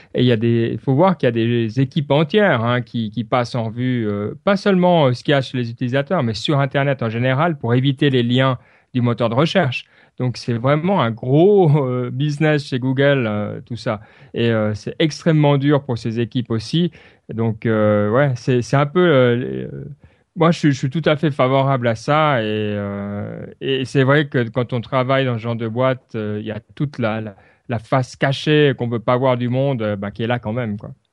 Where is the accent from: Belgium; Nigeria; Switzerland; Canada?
Switzerland; chez nous en Suisse